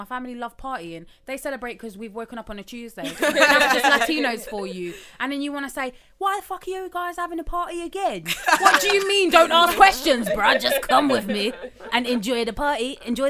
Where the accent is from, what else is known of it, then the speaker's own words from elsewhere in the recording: Colombia; in the coast of Colombia, they're all black. Mm-hmm. And then like where I'm from, it's mixed.